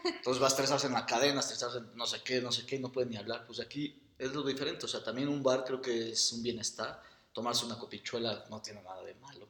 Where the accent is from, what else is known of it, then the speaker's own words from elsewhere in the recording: Mexico; soy arquitecto mexicano